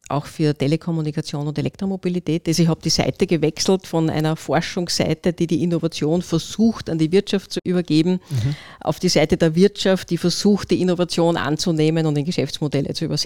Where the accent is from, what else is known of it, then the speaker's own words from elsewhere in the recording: Upper Austria, Austria; now in Vienna, Austria; Ich bin Oberösterreicherin, bin nach Wien studieren gegangen an die TU Wien Technische Physik